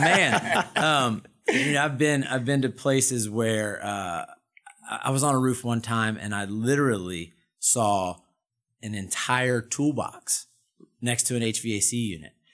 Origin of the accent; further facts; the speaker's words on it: Durham, North Carolina, United States; I'm a Carolina boy, born and bred. I was born in Durham, went to Appalachian State.